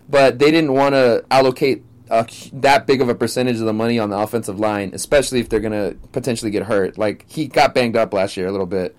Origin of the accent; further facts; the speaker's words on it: Stockton, California, United States; growing up in Stockton is unique as fuck